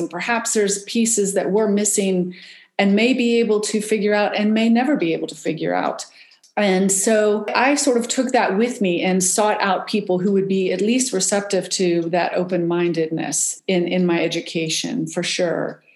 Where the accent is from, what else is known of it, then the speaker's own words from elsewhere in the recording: West Virginia, United States; I grew up in West Virginia, and we were outside all the time